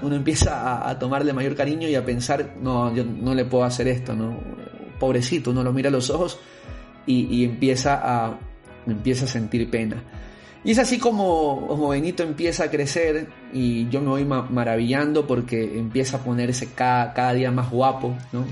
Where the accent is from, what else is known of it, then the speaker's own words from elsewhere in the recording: Guayaquil, Guayas, Ecuador; also born or lived in Quito; con 25 años viviendo en Guayaquil en ese momento, siendo yo guayaquileño, aquí están mis amigos, mi familia